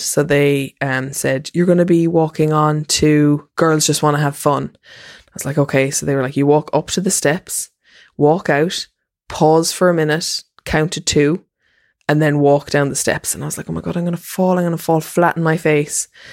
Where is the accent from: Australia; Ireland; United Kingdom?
Ireland; as an Irish person